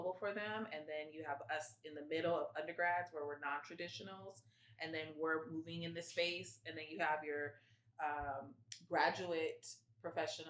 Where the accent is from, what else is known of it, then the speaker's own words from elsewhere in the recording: San Diego, California, United States; moved away as an adult; now in Santa Cruz, United States; I'm from San Diego, and I knew I didn't want to stay in San Diego